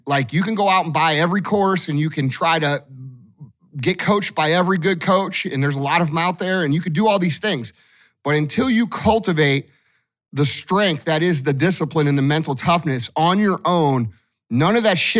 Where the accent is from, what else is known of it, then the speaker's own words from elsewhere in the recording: St. Louis, Missouri, United States; I'm from St. Louis, just like all you guys listening probably are.